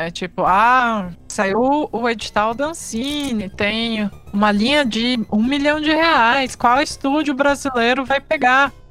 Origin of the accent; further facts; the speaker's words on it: Rio de Janeiro, Brazil; Da minha terra, Rio de Janeiro?